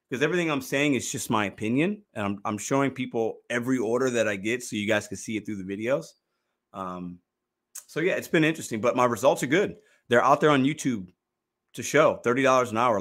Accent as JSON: {"language": "English", "town": "Chicago", "region": "Illinois", "country": "United States", "tie": "born or raised there", "moved": "yes", "lives_now": "St. Louis, United States", "said": "I was born in Chicago. I rep Chicago"}